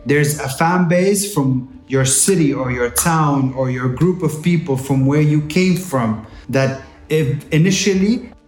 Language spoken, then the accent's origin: English; Jeddah, Makkah Province, Saudi Arabia; we grew up in Saudi and Jeddah is home, but we're not from Saudi. We're mahna jeddawiyin.